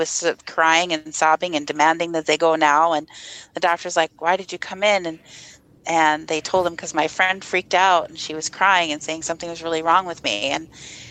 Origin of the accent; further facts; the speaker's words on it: Minnesota, United States; accent: Minnesota; also born or lived in Fargo-Moorhead; I was born and raised in Minnesota